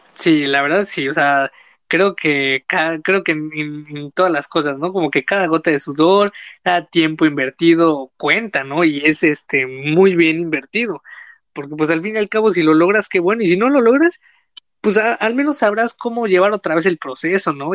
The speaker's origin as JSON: {"language": "Spanish", "region": "Quintana Roo", "country": "Mexico", "said": "yo soy del sur, yo soy de Quintana Roo"}